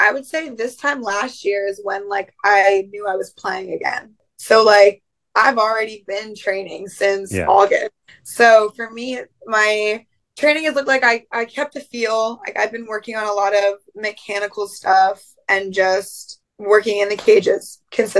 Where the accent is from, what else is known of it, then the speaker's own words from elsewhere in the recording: Pennsylvania, United States; I'm from Pennsylvania.